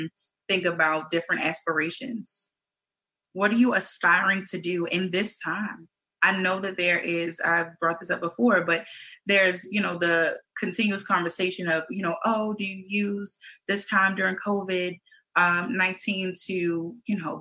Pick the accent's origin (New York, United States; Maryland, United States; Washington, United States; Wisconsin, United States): Maryland, United States; Baltimore; we're from Baltimore City